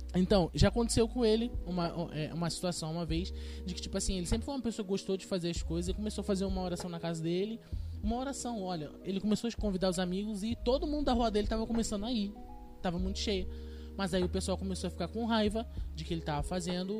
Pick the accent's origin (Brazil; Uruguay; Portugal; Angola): Brazil; Rio de Janeiro; a gente é carioca